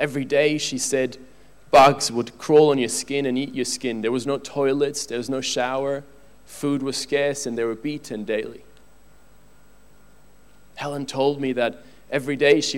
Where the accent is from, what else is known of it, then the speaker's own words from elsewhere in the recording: Switzerland; I'm from Switzerland